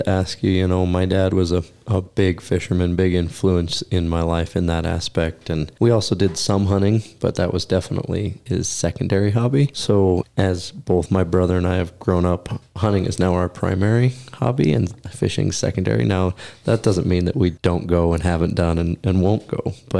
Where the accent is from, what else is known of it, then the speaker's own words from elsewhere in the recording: Oregon, United States; also born or lived in Alaska; I came from Western Oregon, and it's very coastal, very cold, and went to Alaska and then came here.